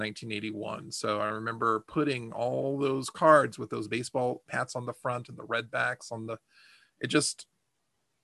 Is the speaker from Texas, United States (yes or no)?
yes; Texas, United States; I'm from Texas